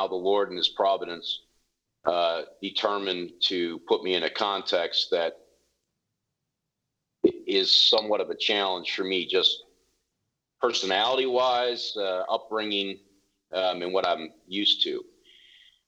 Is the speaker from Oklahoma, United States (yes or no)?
no; New York, United States; moved away as an adult; also born or lived in North Carolina; now in East Tennessee, United States; I'm a Yankee, I'm from New York